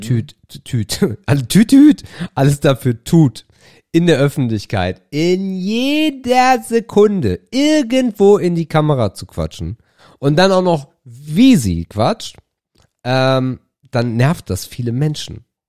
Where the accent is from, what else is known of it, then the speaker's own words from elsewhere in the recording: Germany; von einem Deutschen wie mir